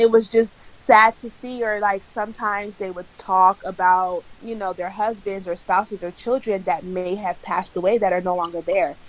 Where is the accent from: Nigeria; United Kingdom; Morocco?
Nigeria; I'm Nigerian